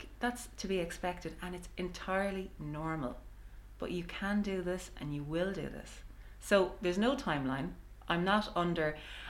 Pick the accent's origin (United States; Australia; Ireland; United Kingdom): Ireland; I'm also an Irish mammy.